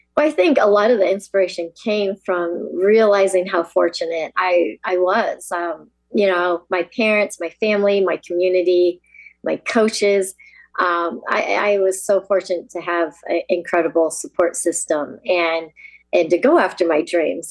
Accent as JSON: {"language": "English", "country": "United States", "said": "I'm actually fourth generation Yonsei, as they call it, uh, Japanese American"}